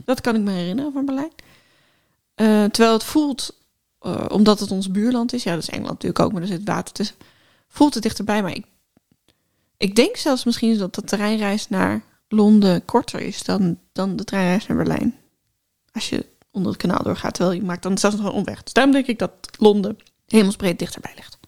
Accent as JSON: {"language": "Dutch", "region": "Groningen", "country": "Netherlands", "said": "Ik kom uit Groningen."}